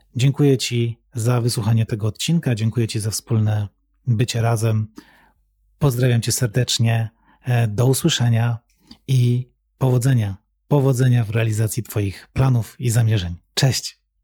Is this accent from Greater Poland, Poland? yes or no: no; Katowice, Silesian Voivodeship, Poland; wychowałem się w mieście, wychowałem się w Katowicach